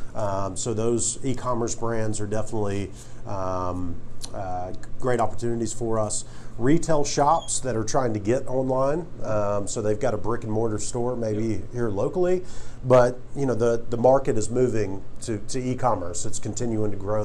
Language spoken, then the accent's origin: English; South Carolina, United States; moved away as an adult; also born or lived in Newberry, South Carolina / Florence, South Carolina; now in Atlanta, United States; I'm originally from South Carolina